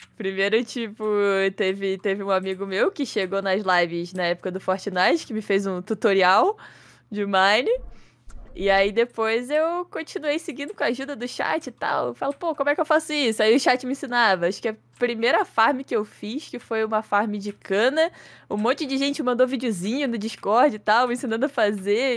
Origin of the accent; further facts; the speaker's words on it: Petrópolis, Rio de Janeiro, Brazil; tenho 23 anos, sou de Petrópolis, Rio de Janeiro